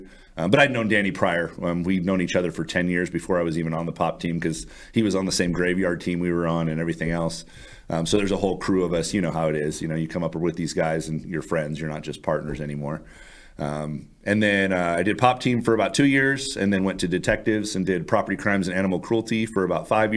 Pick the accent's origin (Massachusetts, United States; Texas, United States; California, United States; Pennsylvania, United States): California, United States; Fair Oaks; I grew up in Fair Oaks, California, which is just out of Sacramento.